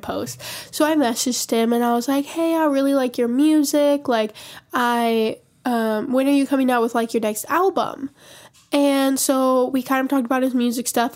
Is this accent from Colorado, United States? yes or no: no; Montana, United States; we're both from Montana